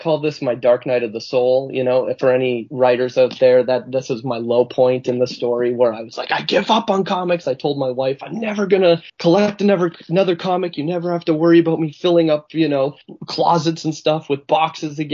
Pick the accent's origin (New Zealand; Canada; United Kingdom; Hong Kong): Canada; as a Canadian, I feel ripped off